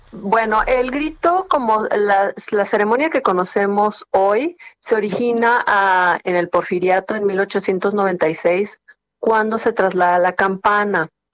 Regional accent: Mexico; uno como mexicano cree que nuestro zócalo es, es bellísimo

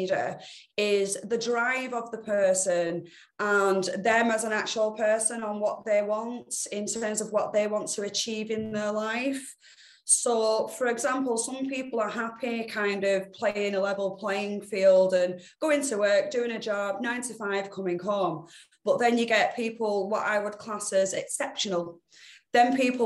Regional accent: Bolton, North West England, United Kingdom; Bolton born and bred

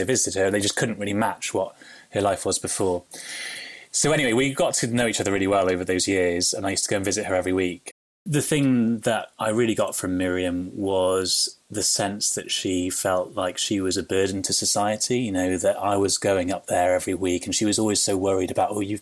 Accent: Wales, United Kingdom; We were a really close family growing up in Wales

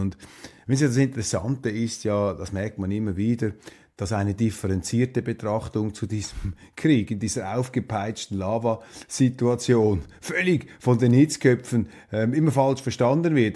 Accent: Switzerland; meiner Heimat, meines Heimatlandes

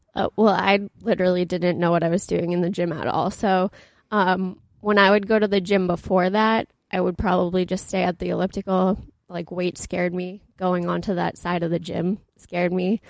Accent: Boston, Massachusetts, United States; also born or lived in New Hampshire; I ended up at University of New Hampshire, so I'm from Boston up north

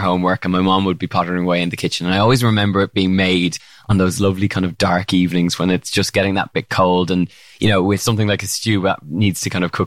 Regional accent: Ireland; Ireland growing up

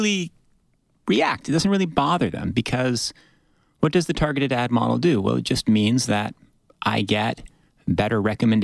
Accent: United States; I have a slightly American perspective because I'm an American

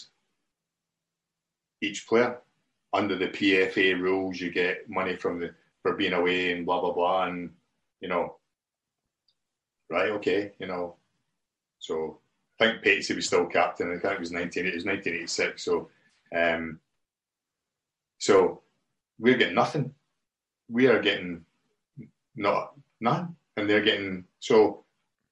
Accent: Scotland, United Kingdom; I'm a Scottish guy who played for Chelsea

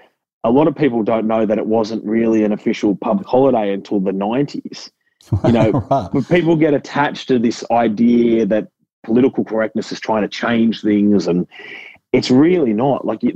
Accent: Gold Coast, Queensland, Australia; I grew up in suburbia on the Gold Coast, you know, like, and so even like I was kind of uneducated for a long part of my life.

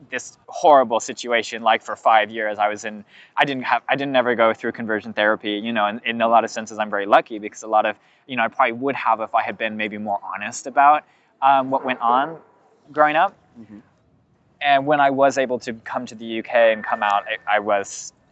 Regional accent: California, United States; Lots of people where I grew up in California, that happened to them.

